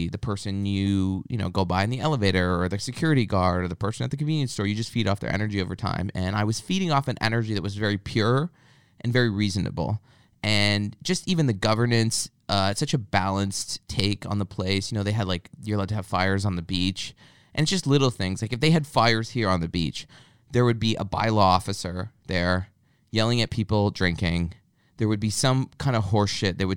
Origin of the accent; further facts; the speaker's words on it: Canada; I'm not depressed. I'm just Canadian.